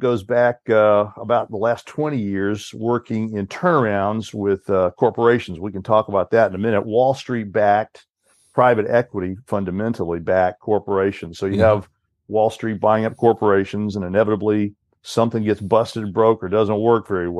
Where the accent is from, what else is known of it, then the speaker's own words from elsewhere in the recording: Southeast, United States; I grew up in the Southeast. My parents are Georgia farmers, North and South Georgia.